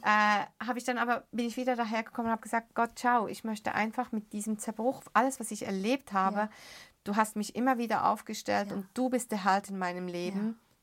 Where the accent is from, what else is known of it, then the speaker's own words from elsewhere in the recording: Beirut, Beirut Governorate, Lebanon; moved away; ich bin ja in den Slums von Beirut aufgewachsen